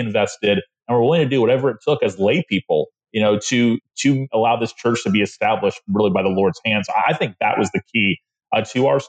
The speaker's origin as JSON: {"language": "English", "town": "Tallahassee", "region": "Florida", "country": "United States", "tie": "born or raised there", "said": "I'm from the city that where I pastor now. I grew up in Tallahassee"}